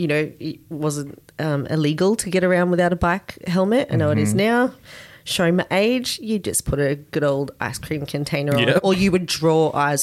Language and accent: English; Australia; growing up in Australia.